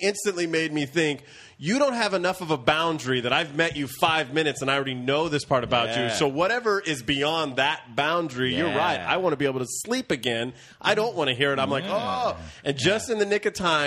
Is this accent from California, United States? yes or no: yes; Central California, United States; I grew up in Central California